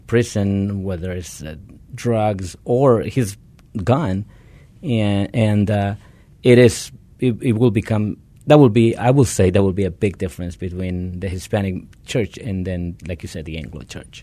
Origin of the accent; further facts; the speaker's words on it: Guatemala; moved away; originally I am from Guatemala